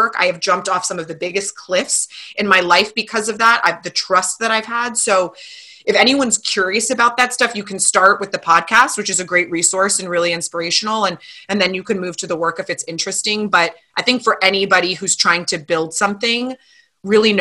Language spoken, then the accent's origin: English; Calabasas, California, United States; I grew up in Calabasas.